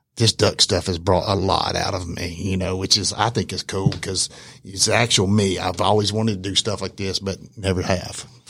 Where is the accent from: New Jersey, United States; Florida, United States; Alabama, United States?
Alabama, United States; moved away; also born or lived in Hawaii; I'm originally from Alabama